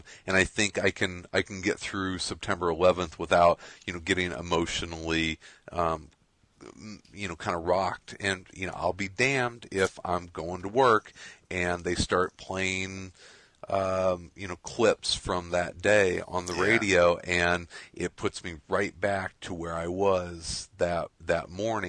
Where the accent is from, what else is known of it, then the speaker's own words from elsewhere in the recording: Midwest, United States; I'm a Midwesterner. I was not directly affected by this like a lot of people out east were.